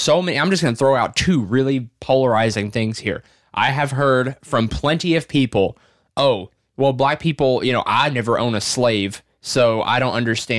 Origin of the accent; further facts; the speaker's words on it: the South, United States; I grew up in the South.